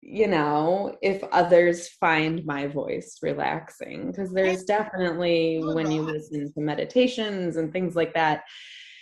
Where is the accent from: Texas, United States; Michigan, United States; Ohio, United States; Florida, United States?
Michigan, United States; Detroit; I'm from Metro Detroit